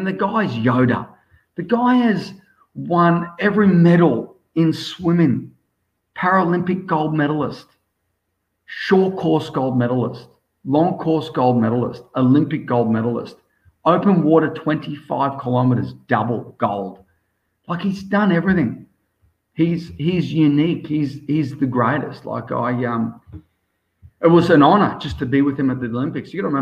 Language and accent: English; Australia; also born or lived in South Africa; I'm so proud to be Australian. And I'm technically, my blood's South African, but I'm Australian